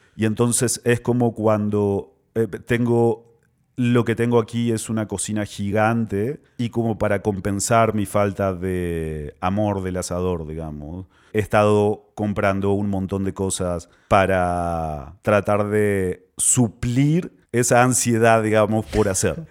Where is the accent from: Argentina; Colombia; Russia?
Argentina; moved away; also born or lived in Peru; desde que me fui de Argentina, obviamente vivía en un montón de lugares